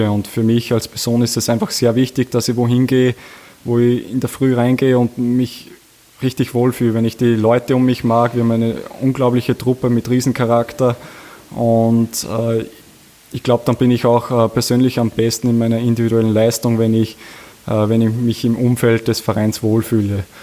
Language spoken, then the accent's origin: German; Upper Austria, Austria; Wir, wir sind beide aus Oberösterreich und äh, ich, wir fühlen uns extrem wohl. Wir sind zu Hause in Linz